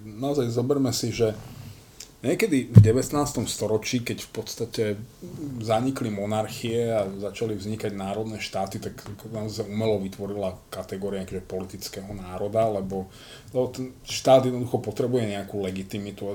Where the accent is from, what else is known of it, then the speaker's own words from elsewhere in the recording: Slovakia; ja ako Slovák Ja som hrdý